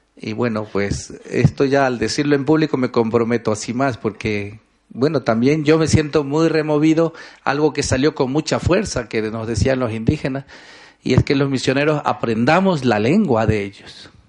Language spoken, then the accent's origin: Spanish; Ecuador; soy ecuatoriano